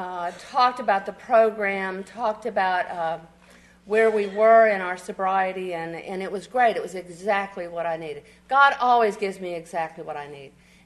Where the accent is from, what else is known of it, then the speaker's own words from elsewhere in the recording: Bryan, Texas, United States; And I'm from Bryan, Texas, where the men are men and the sheep run scared.